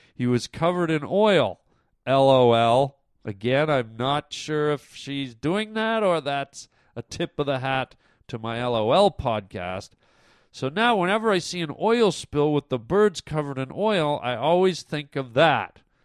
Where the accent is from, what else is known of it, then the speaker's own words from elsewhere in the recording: Toronto, Ontario, Canada; moved away; Toronto. That's my hometown.